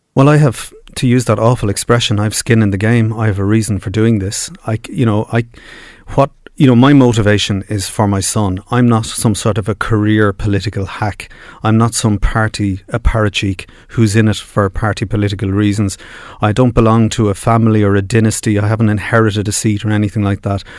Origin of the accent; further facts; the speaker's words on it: Dublin, Leinster, Ireland; I grew up in Finglas.